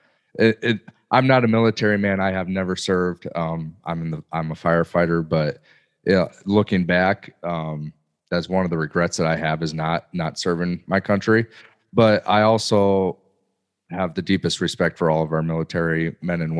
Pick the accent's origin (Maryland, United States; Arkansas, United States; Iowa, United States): Iowa, United States; Northwest; I grew up, I haven't left my hometown. I mean, I got born and raised here and went to school here and just stayed here